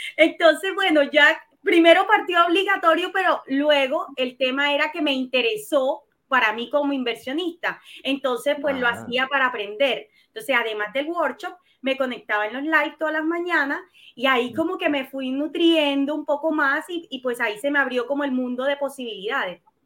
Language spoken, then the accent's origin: Spanish; Colombia; moved away as an adult; now in Chile; soy colombiana, tengo 41 años, vivo en Chile hace 12 años ya.